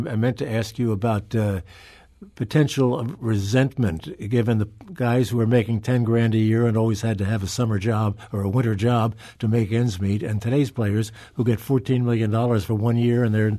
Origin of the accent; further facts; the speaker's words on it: New Jersey, United States; also born or lived in Baltimore; now in Saint Louis, United States; I grew up in New Jersey.